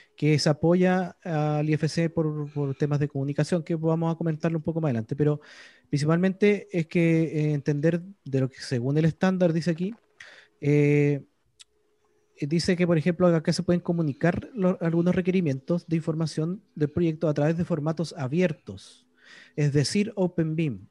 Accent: Chile; Yo, como soy chileno

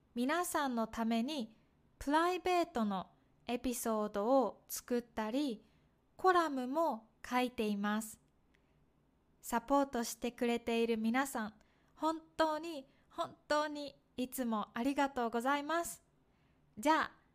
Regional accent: Kyoto, Japan; moved away; also born or lived in Okayama Prefecture; 私は京都出身なので

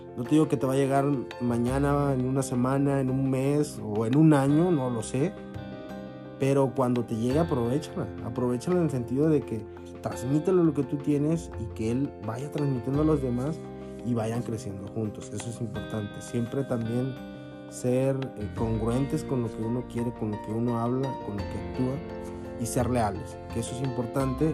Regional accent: Mexico; como mexicanos

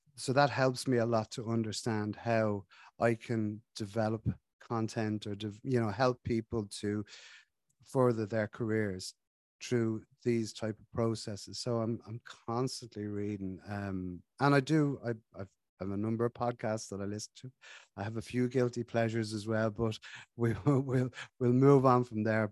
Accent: Ireland; we're from Ireland, we drink a lot of tea

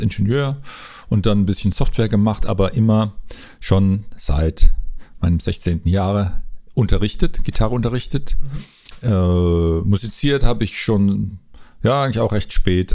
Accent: Mannheim, Baden-Württemberg, Germany; moved away as an adult; now in Rimbach, Germany; Ich bin eigentlich ein Mannheimer oder ein Mannemer, wie man sagt. Und äh, ich hab, seit 2000 lebe ich hier im Odenwald in Rimbach

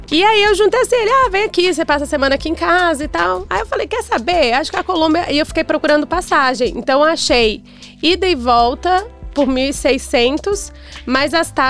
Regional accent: Brazil; a única brasileira no bar

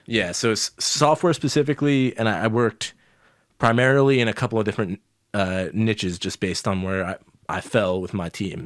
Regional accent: New York, United States; growing up in New York as a kid

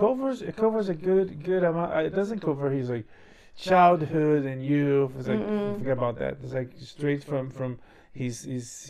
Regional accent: Brazil; moved away; I was born and raised in Brazil.

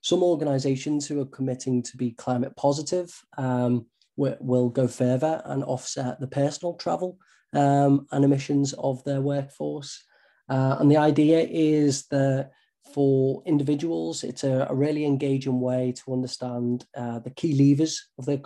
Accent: the Wirral, North West England, United Kingdom; moved away as an adult; also born or lived in Cambridge; you might have from the accent, I'm from the Northwest, so the Wirral, attended the local school there

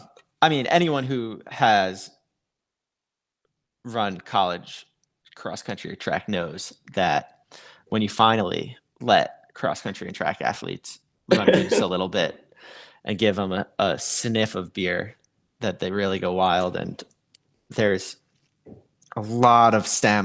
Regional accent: United States; I'm an American

